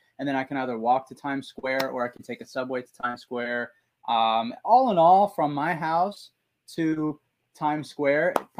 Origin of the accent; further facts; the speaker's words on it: Plainview, New York, United States; I'm from Plainview, New York. So I'm on Long Island. I'm about like 45 minute east of New York City by train ride. So relatively close to the heart of the city.